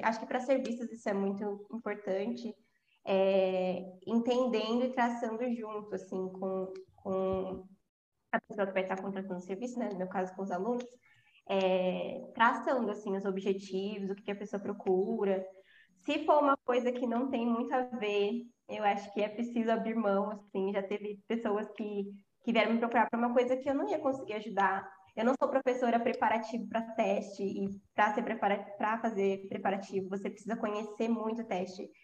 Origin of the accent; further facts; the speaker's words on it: São Paulo, Brazil; eu sou de São Paulo né falei isso na introdução mas eu sou de São Paulo e moro aqui eu sou eu sou da zona leste